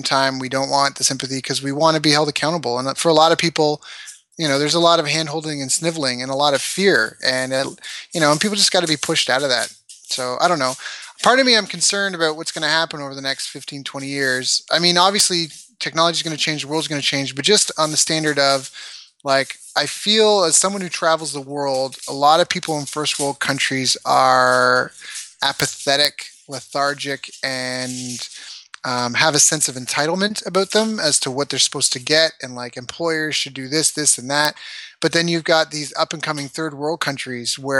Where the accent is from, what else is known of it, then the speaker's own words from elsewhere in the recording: Canada; also born or lived in San Diego; we are not American, we are Canadian